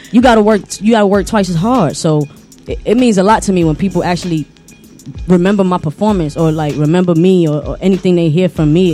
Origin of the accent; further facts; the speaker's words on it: Orlando, Florida, United States; Like, because I'm from Orlando. I drove from Orlando to be out here.